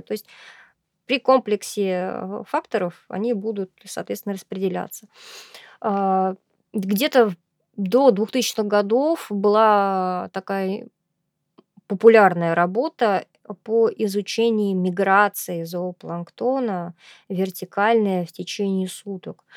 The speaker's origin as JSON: {"language": "Russian", "town": "Astrakhan", "region": "Astrakhan Oblast", "country": "Russia", "tie": "born or raised there", "said": "я являюсь коренной астраханкой, и выросла, родилась и выучилась я здесь"}